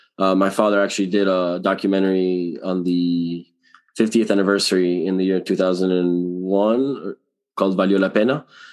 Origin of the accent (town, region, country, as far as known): Miami, Florida, United States; born or raised there; also born or lived in Venezuela / Hollywood, Florida